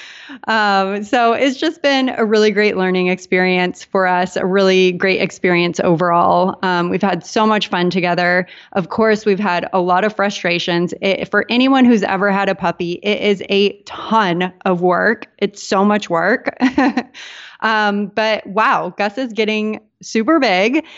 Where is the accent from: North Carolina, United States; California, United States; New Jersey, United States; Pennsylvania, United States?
California, United States; San Diego; moved away as an adult; also born or lived in Portland, Maine; now in Puerto Rico; I grew up in San Diego